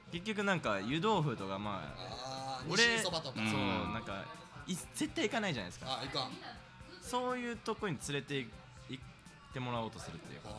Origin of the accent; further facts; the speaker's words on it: Shizuoka, Japan; now in Kyoto, Japan; 地元静岡なんですけど、